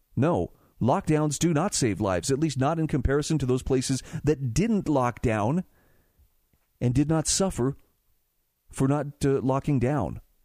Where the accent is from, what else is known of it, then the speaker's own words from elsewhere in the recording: Utah, United States; in my home state of Utah